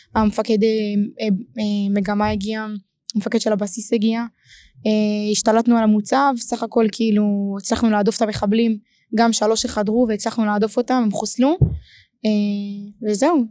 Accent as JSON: {"language": "Hebrew", "town": "Ashkelon", "region": "Southern District", "country": "Israel", "said": "אני אשקלונית"}